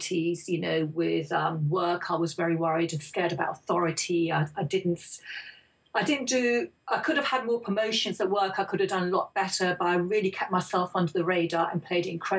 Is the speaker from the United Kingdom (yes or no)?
yes; England, United Kingdom; also born or lived in India; my parents came over from India in the early 60s to settle in England to make a better life for themselves and for their children